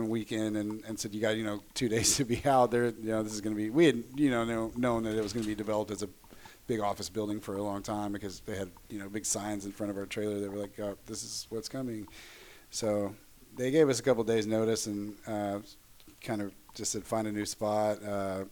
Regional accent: Tyler, Texas, United States; also born or lived in San Marcos, Texas; now in Austin, United States; I'm from East Texas originally

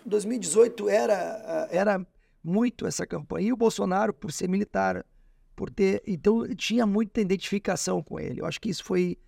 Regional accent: Alegrete, Rio Grande do Sul, Brazil; now in Porto Alegre, Brazil; Eu nasci no Alegrete

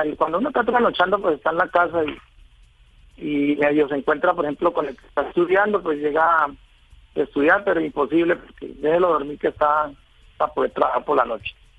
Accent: Villavicencio, Meta, Colombia; yo soy de Villavicencio, vivo en Villavicencio hace mucho tiempo ya

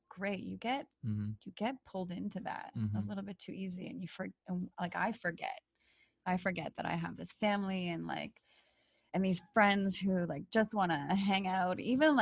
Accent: Toronto, Ontario, Canada; also born or lived in Poland / Florida; I was born in Poland, raised in Canada, very Eastern European

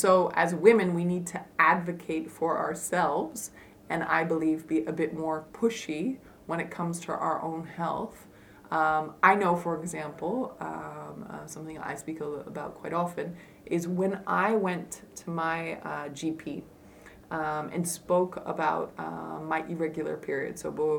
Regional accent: United States; now in Netherlands; And in the Netherlands, that's hard. Like, I'm also an American, so I know

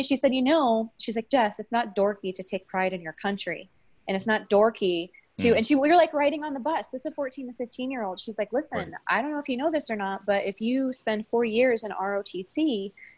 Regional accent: Colorado Springs, Colorado, United States; also born or lived in Illinois; I was raised in Colorado Springs. We moved to Colorado Springs when I was around 8 years old from Illinois

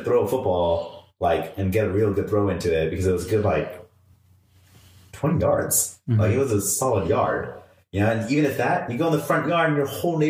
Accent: Corona, California, United States; I love living in the Inland Empire. I mean, Corona is my hometown. It will always be my home.

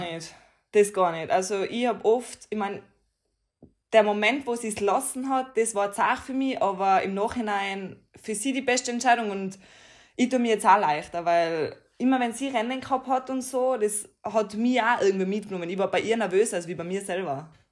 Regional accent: Tyrol, Austria; ich bin stolz drauf, da wo ich wohne, da wo ich herkomme

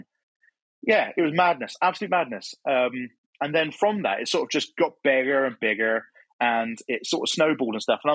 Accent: Cornwall, South West England, United Kingdom; moved away as an adult; now in Plymouth, United Kingdom; I'm from Cornwall originally. And then I'd moved to Plymouth, which is the next county over.

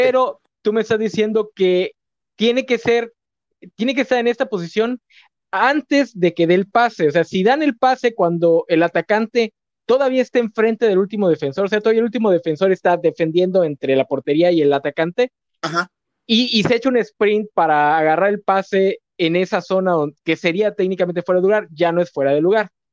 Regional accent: Mexico; como mexicano estoy empapadito en la cultura pambolera

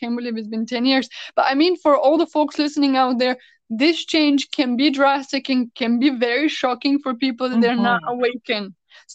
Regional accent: Bulgaria; moved away as an adult; also born or lived in United States; I came from the States to back to my hometown in Bulgaria

